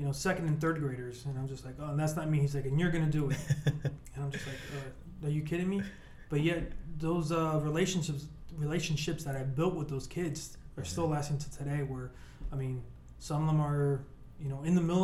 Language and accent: English; Miami, Florida, United States; also born or lived in Cuba; the lifestyle that I grew up with, you know, growing up in Miami